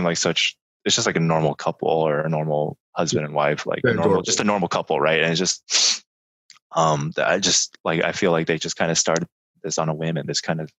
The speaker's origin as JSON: {"language": "English", "town": "Miami", "region": "Florida", "country": "United States", "tie": "born or raised there", "said": "growing up in Miami"}